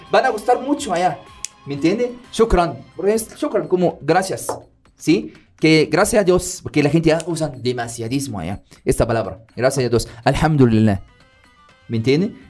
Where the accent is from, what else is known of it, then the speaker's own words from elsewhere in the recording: Middle East, Qatar; Spanish is a second language; La verdad, como soy árabe, soy del Medio Oriente, le quiero decir bienvenidas y bienvenidos a Qatar.